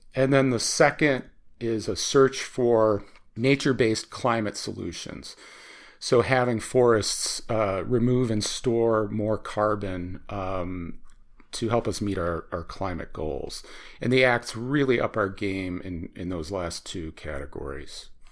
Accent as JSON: {"language": "English", "town": "Chicago", "region": "Illinois", "country": "United States", "tie": "born or raised there", "said": "I grew up in Chicago"}